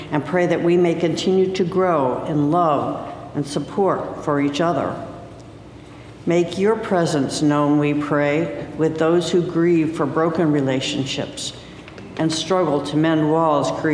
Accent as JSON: {"language": "English", "town": "Cleveland", "region": "Ohio", "country": "United States", "tie": "born or raised there", "said": "I was born in Cleveland, Ohio."}